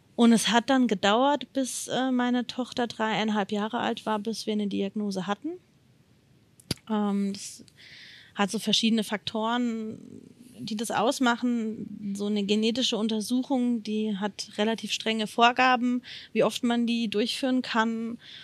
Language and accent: German; Odenwald, Hesse, Germany; ich komme aus dem Odenwald das ist in der Nähe von Darmstadt und in der Nähe von Frankfurt